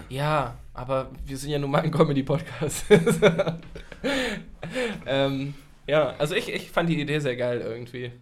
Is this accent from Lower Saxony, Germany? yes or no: yes; near Hanover, Lower Saxony, Germany; ich bin ja in der Nähe von Hannover groß geworden